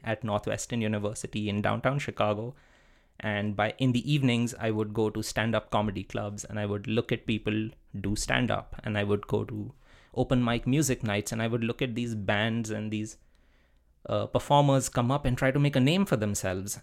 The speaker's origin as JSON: {"language": "English", "country": "India", "tie": "born or raised there", "also_born_or_lived": "Netherlands / Wisconsin, United States", "moved": "as an adult", "said": "I grew up in India, and being a brown male in India is a good thing"}